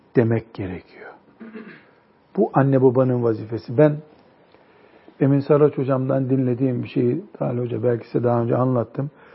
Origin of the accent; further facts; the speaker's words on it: Turkey; also born or lived in Mecca, Saudi Arabia; Ben de Türkiye'li dedim